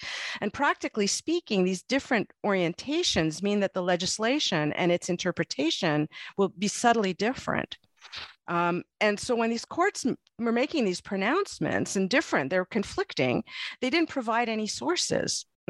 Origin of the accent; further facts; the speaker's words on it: Montreal, Quebec, Canada; I was born and I grew up in Montreal in the province of Quebec. I went to a French elementary school, and I'm therefore bilingual, even though English, we spoke English at home.